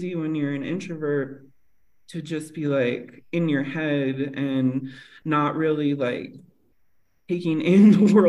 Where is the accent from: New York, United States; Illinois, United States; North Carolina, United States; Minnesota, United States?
Minnesota, United States; Northern; also born or lived in La Paz, Mexico; now in Mexico City, Mexico; I grew up in Northern Minnesota and I grew up very in nature